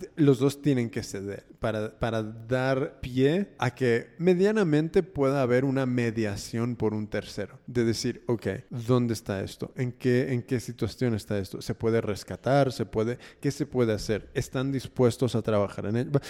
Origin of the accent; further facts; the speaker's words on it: United States; yo soy de Estados Unidos. Mm, mi familia es mexicana, pero yo soy nacido y criado ahí